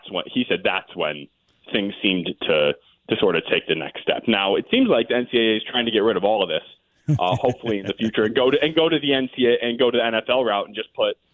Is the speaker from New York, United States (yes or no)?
no; Ann Arbor, Michigan, United States; I'm also born and raised in Ann Arbor